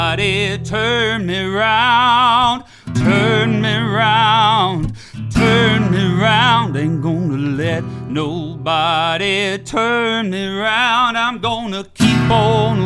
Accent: just outside of Birmingham, Alabama, United States; moved away as an adult; now in Cincinnati, United States; I was born and raised in Alabama, just outside of Birmingham.

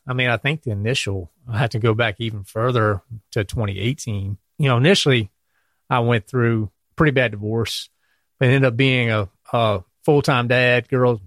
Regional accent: Clarksville, Virginia, United States; moved away as an adult; also born or lived in Norfolk, Virginia; now in North Carolina, United States; I'm from Virginia, um, little town called Clarksville, right across the line.

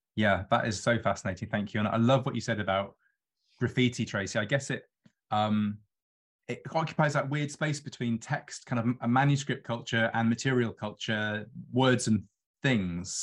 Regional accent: London, United Kingdom; a Londoner who lives on the river

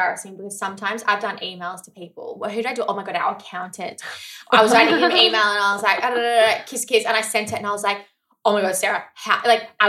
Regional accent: Australia; I'm Australian.

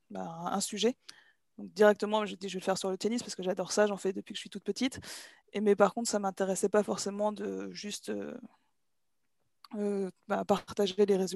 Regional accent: Normandy, France; Je suis normande, oui.

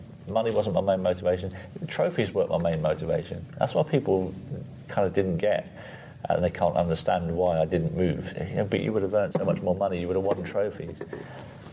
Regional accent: Guernsey; I grew up on a council estate in Guernsey

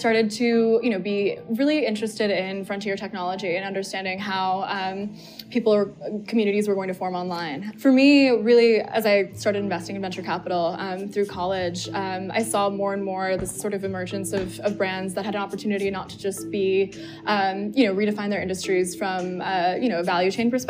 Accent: Berkeley, California, United States; So I was born in Berkeley, California. I started working in startups when I was 17. I was really young.

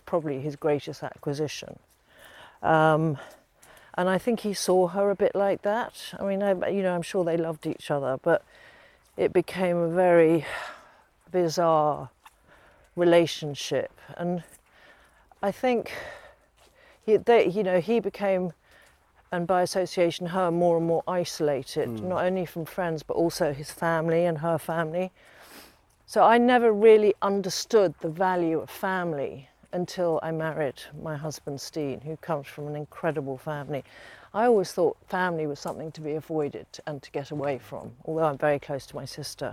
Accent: Lincolnshire, East Midlands, United Kingdom; I grew up in Lincolnshire most of the time

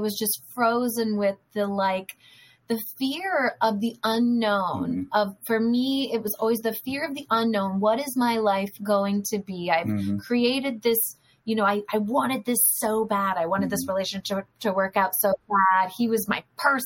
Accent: Northern California, United States; now in Los Angeles, United States; And I am from Northern California. So Tom and I have no family here, really.

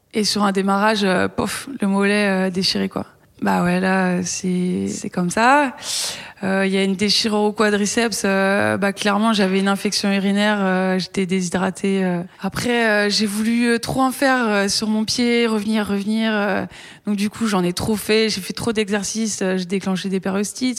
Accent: Brittany, France; moved away; quand je suis rentrée chez moi en Bretagne

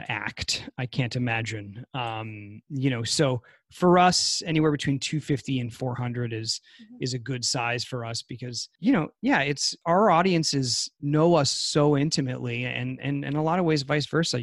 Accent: New Hampshire, United States; now in California, United States; I'm from New Hampshire

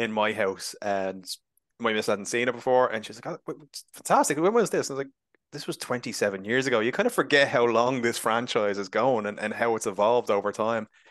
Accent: Ireland; being Irish

